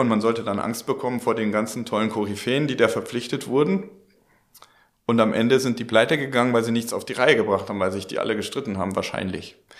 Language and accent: German; Germany; wir Deutschen